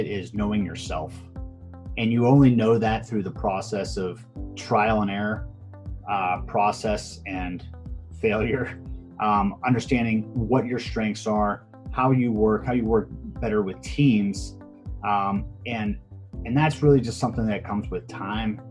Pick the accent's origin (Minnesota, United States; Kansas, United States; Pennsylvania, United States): Pennsylvania, United States; Pittsburgh; I'm born and bred in Pittsburgh, Pennsylvania